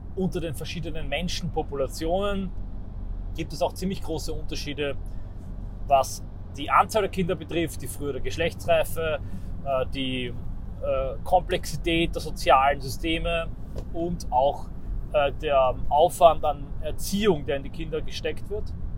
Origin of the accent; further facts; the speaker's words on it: Austria; bei uns in Österreich